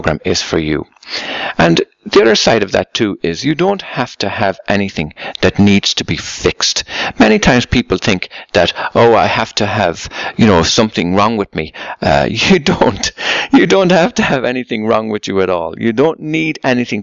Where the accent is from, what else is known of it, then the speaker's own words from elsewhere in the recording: Ireland; I come from Ireland